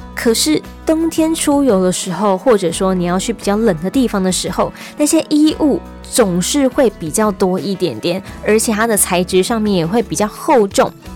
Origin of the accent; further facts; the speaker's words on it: Taipei, Taiwan; now in Taichung, Taiwan; 在台中久了之后，偶尔回去一下台北